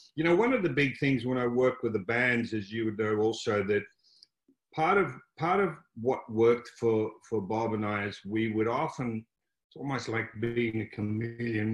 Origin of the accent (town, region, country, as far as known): Melbourne, Victoria, Australia; born or raised there